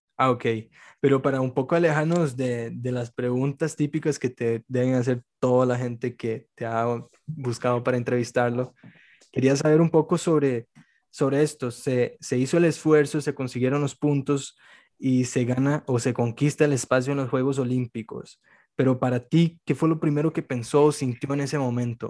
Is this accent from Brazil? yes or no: yes; Brazil; yo como soy brasileño